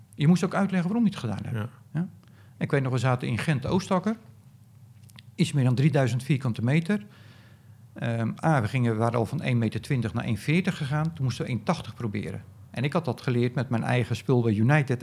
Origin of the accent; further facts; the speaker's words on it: Netherlands; ik zat er dus als Nederlander